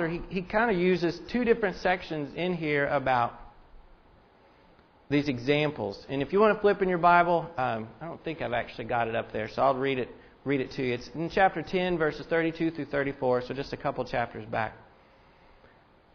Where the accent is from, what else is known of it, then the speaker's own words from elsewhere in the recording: Indiana, United States; I am from Indiana. I root for the Hoosiers